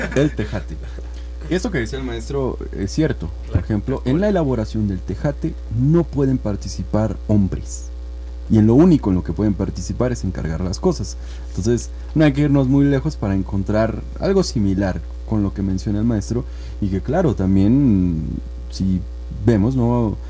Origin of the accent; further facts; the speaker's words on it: Oaxaca, Mexico; nos va de alguna manera también identificando como oaxaqueños